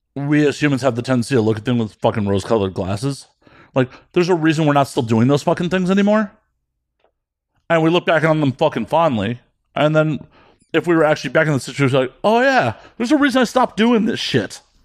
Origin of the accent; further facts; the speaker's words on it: Midwest, United States; I grew up in the Midwest in the nineties.